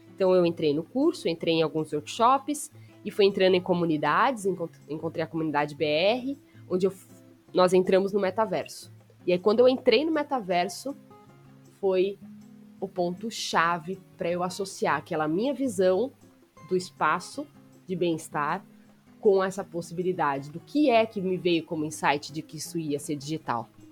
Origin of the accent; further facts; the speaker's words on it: Bragança Paulista, São Paulo, Brazil; moved away; voltei para Bragança Paulista, que é a minha terra de nascimento